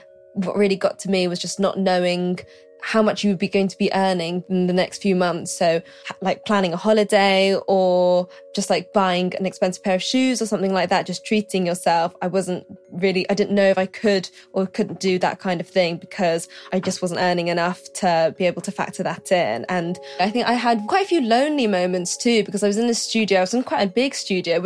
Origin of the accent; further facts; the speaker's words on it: London, United Kingdom; also born or lived in Glasgow; I'm from London. My parents are from Malaysia, so I'm first generation British.